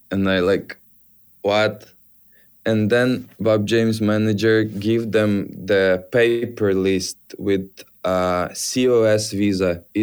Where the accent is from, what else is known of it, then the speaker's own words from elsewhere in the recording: Ukraine; English is a second language; I'm from Ukraine. You know, Ukraine it's like a little bit different. I'm so proud for Ukrainian, but it's not a European Union.